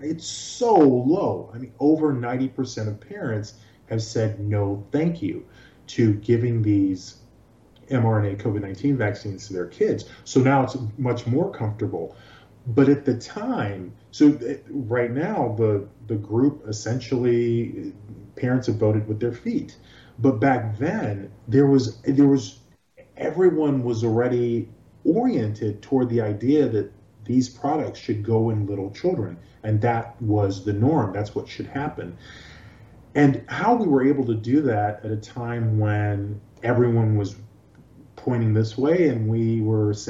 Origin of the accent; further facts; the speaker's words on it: Nigeria; also born or lived in New York / Los Angeles; now in Florida, United States; I was born in Nigeria.